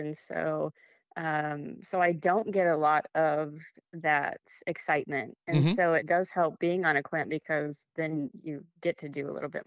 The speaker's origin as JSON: {"language": "English", "region": "Wyoming", "country": "United States", "tie": "born or raised there", "moved": "yes", "lives_now": "South Carolina, United States", "said": "I was born and raised in Wyoming"}